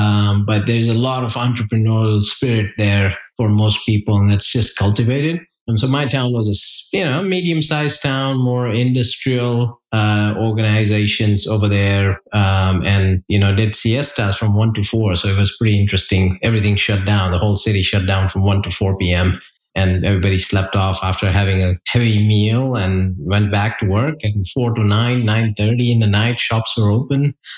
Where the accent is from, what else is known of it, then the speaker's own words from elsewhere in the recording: India; moved away as an adult; now in Charlotte, United States; I grew up in India. So I, the early path of … first 19 years of my life was in India. Grew up in an upper middle class family.